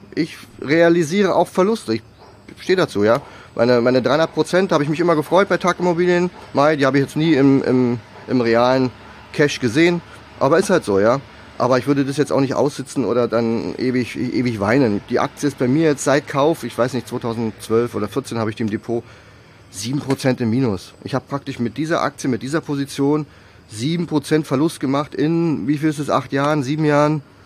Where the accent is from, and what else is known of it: Germany